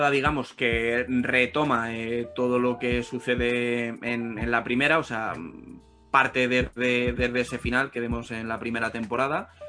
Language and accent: Spanish; Spain; siendo española, que ya sabéis que, que yo soy un poco reacio a mm. todo el producto español